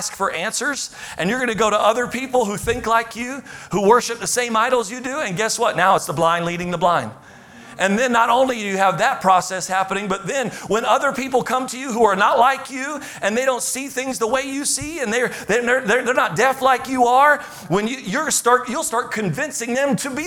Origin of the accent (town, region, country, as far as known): United States